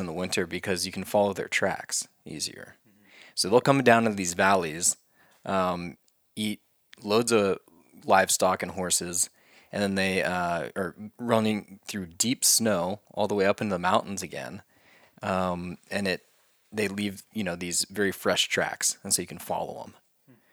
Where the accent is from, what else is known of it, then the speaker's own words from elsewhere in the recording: Oklahoma, United States; moved away; my state, which is Oklahoma, my home state.